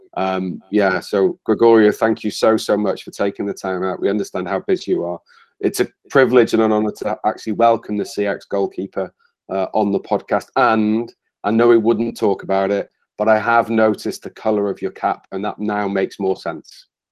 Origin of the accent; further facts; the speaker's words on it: Wales, United Kingdom; So I'm Welsh, and I'm passionately Welsh